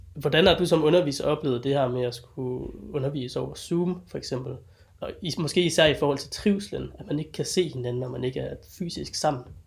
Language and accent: Danish; Denmark; jeg er jo sådan dansker